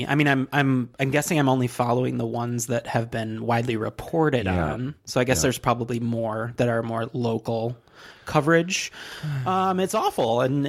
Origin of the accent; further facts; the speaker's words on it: Michigan, United States; accent: Michigan; Yay, my home state of Michigan